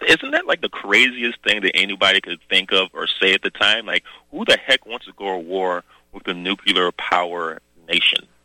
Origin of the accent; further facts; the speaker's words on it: the South, United States; moved away; I came from the South, country bumpkin.